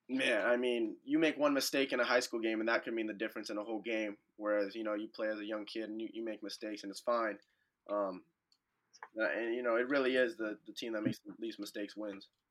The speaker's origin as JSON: {"language": "English", "town": "Santa Clarita", "region": "California", "country": "United States", "said": "I'm from Santa Clarita, so there's a ton of people from Santa Clarita that actually go to Sierra Canyon"}